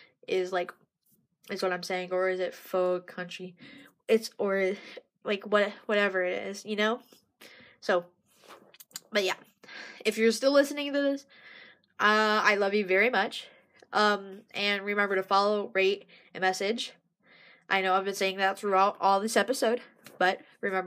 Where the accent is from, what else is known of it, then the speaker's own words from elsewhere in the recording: Oklahoma, United States; my dad's family grew up in Oklahoma, and I'm growing up in Oklahoma.